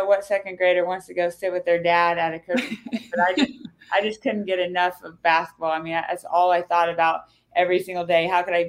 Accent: Claflin, Kansas, United States; born or raised there

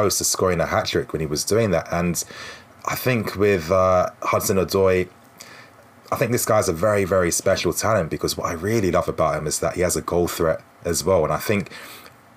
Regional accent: Ghana; I'm Ghanaian too

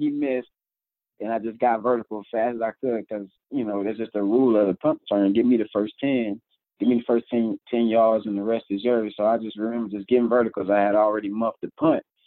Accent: Tampa, Florida, United States; moved away; just being back home in Tampa

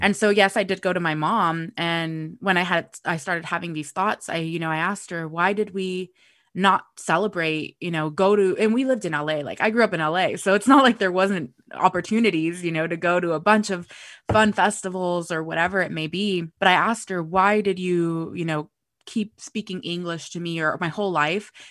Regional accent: United States; first language Spanish; English is a second language; I was born in the U S

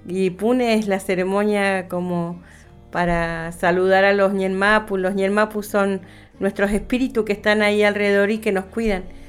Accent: Comodoro Rivadavia, Chubut, Argentina; moved away as an adult; also born or lived in Cushamen; yo vivía en, Comodoro, mis hijos nacieron en Comodoro, yo nací en Comodoro.

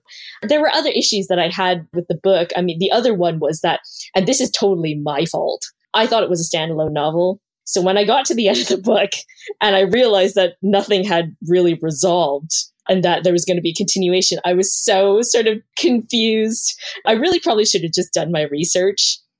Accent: Canada; because I'm Chinese Canadian. And growing up, I never saw love interests who were Asian.

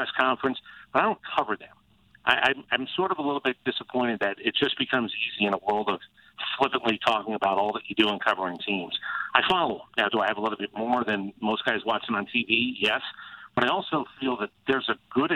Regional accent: New Jersey, United States; also born or lived in St. Louis; now in Atlanta, United States; I ended up in Atlanta as a Jersey kid

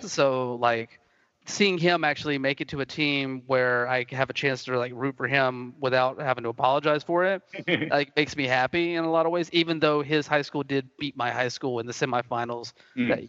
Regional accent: Southeastern US, United States; especially growing up in Braves country where this sort of like conservative mindset with the sport is is held.

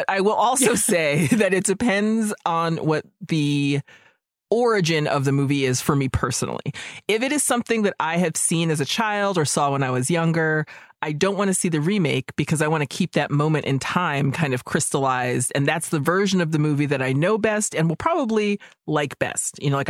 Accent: Minnesota, United States; I was born and raised in Minnesota, not a lot of Filipinos around, and grew up completely disconnected from that part of my heritage.

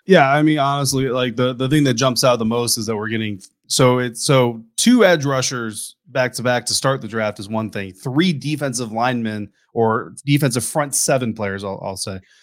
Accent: United States; I'm American

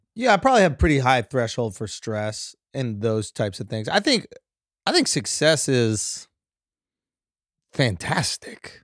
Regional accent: New York, United States; I'm from New York. I'm born and raised in New York.

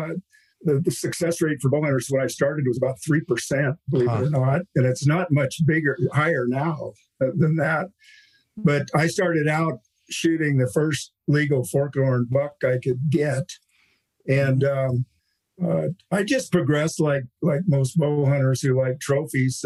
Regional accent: California, United States; I grew up in California

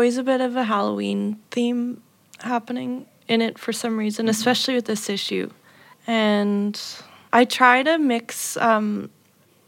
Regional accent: Canada; also born or lived in Montreal; I moved back to my hometown, and it's a quiet, small town with not much culturally happening

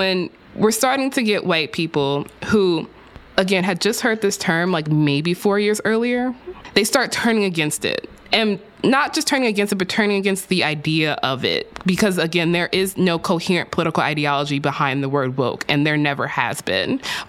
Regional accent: Texas, United States; In my home state of Texas

